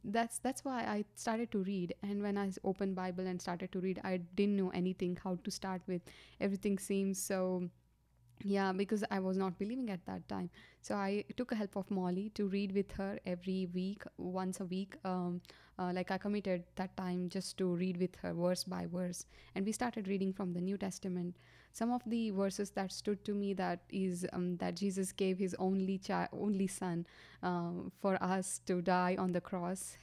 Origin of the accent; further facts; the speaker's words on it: Gadag, Karnataka, India; moved away as an adult; also born or lived in Hubli; I grew up in India, South, uh, India, that is Karnataka. And I was born in Gatdag, which is a small town